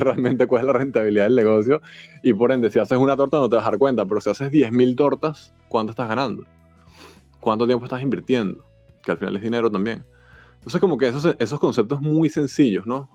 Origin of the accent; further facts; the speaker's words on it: Caracas, Capital District, Venezuela; moved away as an adult; now in Mexico City, Mexico; yo soy de Caracas, llegué hace tres meses